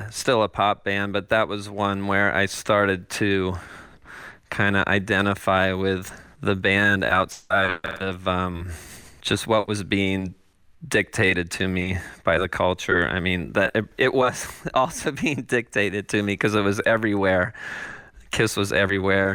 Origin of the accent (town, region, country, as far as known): Los Angeles, California, United States; born or raised there